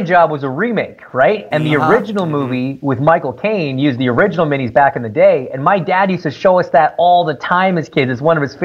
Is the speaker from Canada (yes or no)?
yes; Toronto, Ontario, Canada; I grew up in Toronto